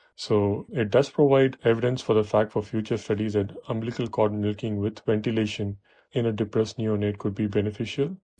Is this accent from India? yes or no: yes; Chennai, Tamil Nadu, India; moved away as an adult; also born or lived in Buffalo, New York, United States; now in New York, United States; I was born and raised in Chennai